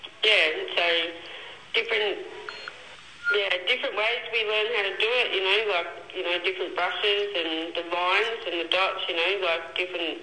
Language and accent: English; Lakes Entrance, Victoria, Australia; I'm from Lakes Entrance